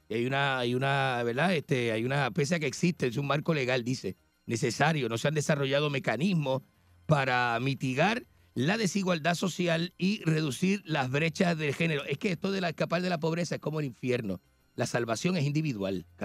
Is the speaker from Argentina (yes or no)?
yes; Argentina; yo vengo de Argentina.